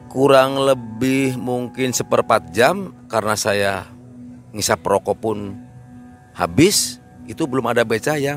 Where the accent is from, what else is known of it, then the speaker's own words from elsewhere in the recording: Parapat, West Java, Indonesia; Parapat Pangandaran. Uh, awal mulanya kan saya dulu kan jadi pengrajin lah ya, pengrajin ikan asin yang tiap sore saya harus pergi ke pantai